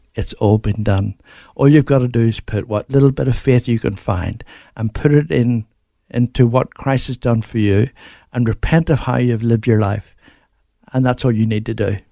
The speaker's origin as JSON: {"language": "English", "town": "Belfast", "region": "Northern Ireland", "country": "United Kingdom", "tie": "born or raised there", "moved": "as an adult", "lives_now": "Australia", "said": "I grew up in Belfast"}